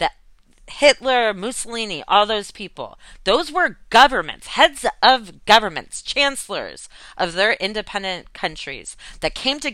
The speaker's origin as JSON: {"language": "English", "country": "United States", "said": "as an American"}